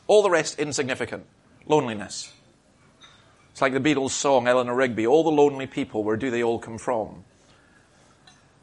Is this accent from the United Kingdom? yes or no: yes; Scotland, United Kingdom; I'm a Scottish Presbyterian